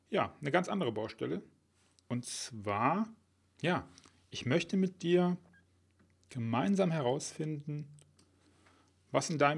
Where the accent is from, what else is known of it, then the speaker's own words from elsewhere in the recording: Rhineland, Germany; accent: Rhenish; Um meinen rheinischen Akzent ein bisschen wegzulassen.